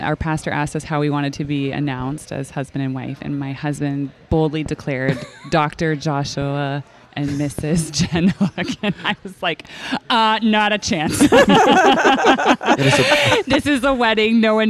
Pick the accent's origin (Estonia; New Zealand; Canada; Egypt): Canada; moved away as an adult; now in Chicago, United States; I grew up in Canada. I was there until I was like 28 years old.